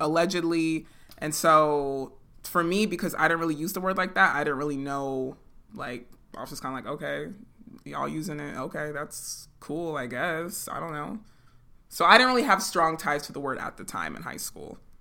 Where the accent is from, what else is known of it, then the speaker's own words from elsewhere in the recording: San Jose, California, United States; we grew up in San Jose